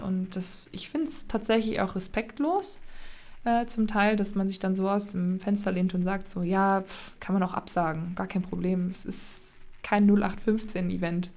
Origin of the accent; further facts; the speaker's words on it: Magdeburg, Saxony-Anhalt, Germany; now in Erfurt, Germany; komme aus Erfurt, gebürtig aber Magdeburg